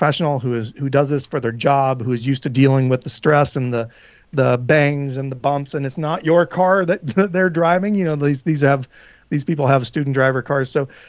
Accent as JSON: {"language": "English", "region": "Tennessee", "country": "United States", "tie": "born or raised there", "said": "I do love Nashville. It's in my home state of Tennessee."}